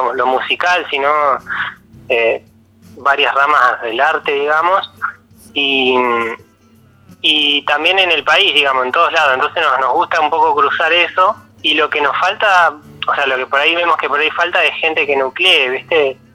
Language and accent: Spanish; Neuquén, Argentina; moved away as an adult; also born or lived in Buenos Aires; now in General Roca, Argentina; soy de Neuquén, y viví en Buenos Aires un tiempo